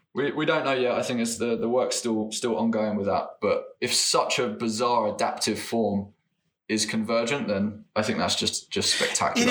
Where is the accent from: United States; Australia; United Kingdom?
United Kingdom; England; I come from England